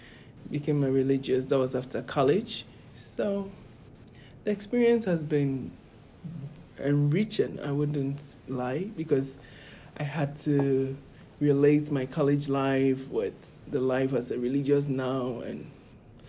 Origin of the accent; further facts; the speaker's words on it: Ghana; moved away as an adult; now in Scranton, United States; I'm from Ghana, West Africa